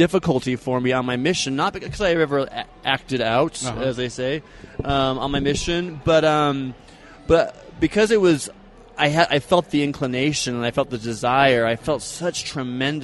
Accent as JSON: {"language": "English", "town": "Eugene", "region": "Oregon", "country": "United States", "tie": "born or raised there", "moved": "as an adult", "lives_now": "Utah, United States", "said": "I grew up in Oregon, actually. But this is my home. I feel like I am a Utahn"}